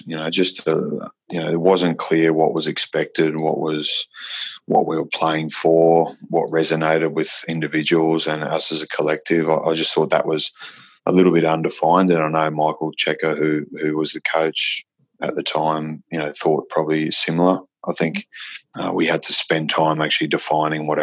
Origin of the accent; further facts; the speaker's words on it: Australia; also born or lived in Saudi Arabia; I was born in Saudi Arabia to Irish parents. I only came to Australia when I was 5.